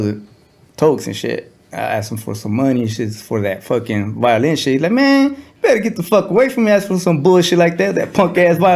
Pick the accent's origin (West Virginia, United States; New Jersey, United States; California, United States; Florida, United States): California, United States; San Bernardino; also born or lived in South Central, Los Angeles; I remember everything in the IE